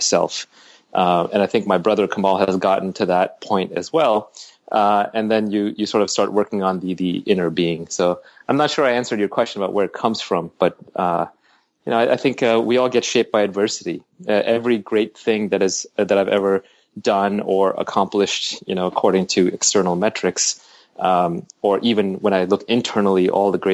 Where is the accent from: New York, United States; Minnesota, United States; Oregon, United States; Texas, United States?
New York, United States; also born or lived in Delhi, India; here we landed in, Queens, New York. We grew up in Queens Village and Jamaica, Kew Gardens. We moved around a lot